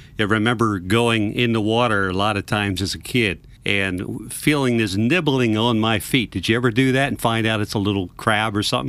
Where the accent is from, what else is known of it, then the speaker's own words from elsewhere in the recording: Middle River, Maryland, United States; Well, in my case, I grew up on the Chesapeake Bay in a place called Middle River, which would have been up on the upper part of the bay.